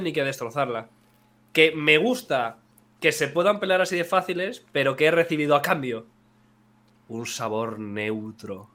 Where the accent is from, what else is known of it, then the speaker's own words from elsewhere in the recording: Elda, Valencian Community, Spain; dos de tres personas somos de Elda, donde se dice torta de migas.